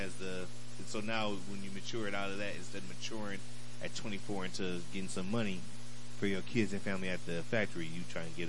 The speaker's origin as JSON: {"language": "English", "town": "Toledo", "region": "Ohio", "country": "United States", "tie": "born or raised there", "moved": "yes", "lives_now": "Atlanta, United States", "said": "I was brought up in a gang culture in Toledo"}